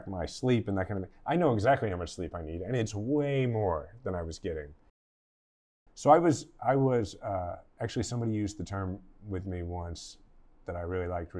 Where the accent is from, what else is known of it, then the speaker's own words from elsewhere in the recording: Kansas City, Missouri, United States; I was gonna run for mayor of my hometown, Kansas City